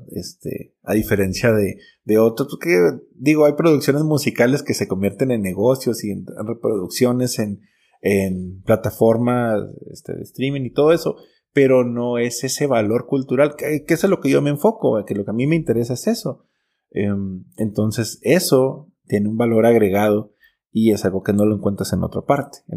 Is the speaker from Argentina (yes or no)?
no; Cuauhtémoc, Chihuahua, Mexico; me regresé a Chihuahua, yo soy de Cuauhtémoc, me regresé a Chihuahua Capital a estudiar diseño gráfico